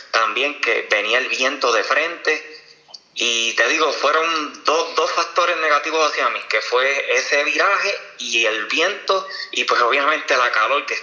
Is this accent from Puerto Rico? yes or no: yes; Orocovis, Puerto Rico; Hice unas repeticiones en mi pueblo, en Orocovi, y me sentí muy bien.